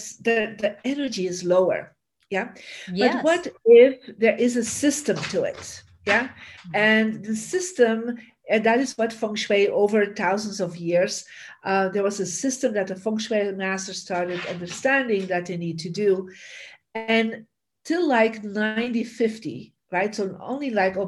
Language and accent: English; Bruges, Flanders, Belgium; moved away as an adult; now in United States; I am from Belgium originally, from a beautiful city called Bruges, you know, the Venice of the North